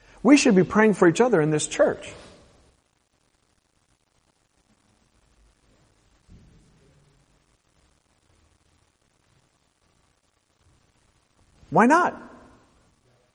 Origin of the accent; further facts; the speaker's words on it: Portland, Oregon, United States; the people that I grew up with in Portland, Oregon